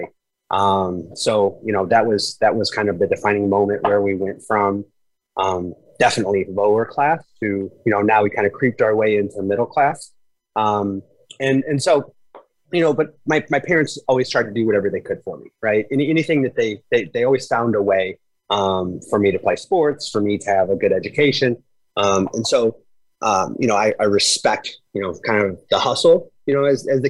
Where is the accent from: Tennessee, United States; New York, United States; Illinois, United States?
Illinois, United States; Granite City; I was born in a city called Granite City, Illinois. It is a suburb of St. Louis, Missouri. It is a steel town